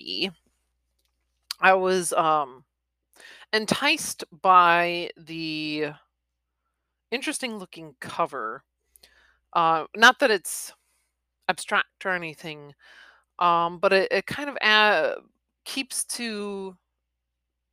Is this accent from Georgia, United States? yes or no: no; Wisconsin, United States; Wisconsin, my home state